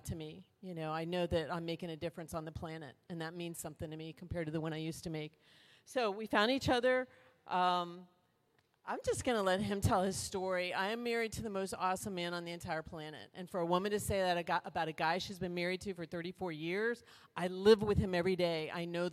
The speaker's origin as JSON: {"language": "English", "town": "Miami", "region": "Florida", "country": "United States", "tie": "born or raised there", "said": "I was born in Miami"}